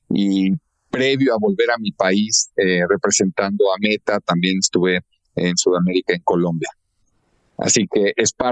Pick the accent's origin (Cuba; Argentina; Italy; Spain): Argentina; now in Mexico; la primera de ellas es que nací en nuestro país, en México, eh, pero mis primeros ocho o nueve años los viví, me formé y me eduqué en Argentina.